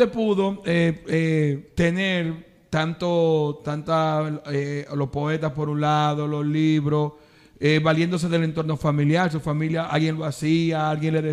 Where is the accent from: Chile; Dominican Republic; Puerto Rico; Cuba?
Dominican Republic; now in Los Alcarrizos, Dominican Republic; Para mí, como escritor dominicano